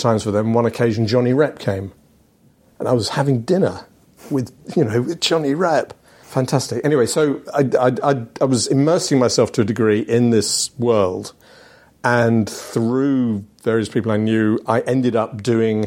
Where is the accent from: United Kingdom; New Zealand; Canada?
United Kingdom; England; also born or lived in Amsterdam; I'm English and I don't speak Dutch